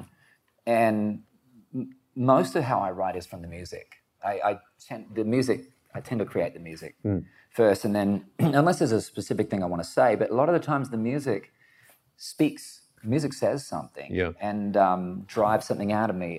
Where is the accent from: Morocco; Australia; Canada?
Australia; growing up in Australia, and it made me think of home